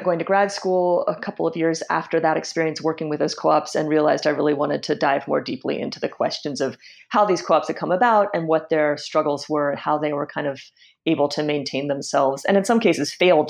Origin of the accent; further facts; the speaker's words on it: Washington, District of Columbia, United States; just kind of growing up there and growing up in Washington, D.C. more broadly, and seeing how the city has changed over the years.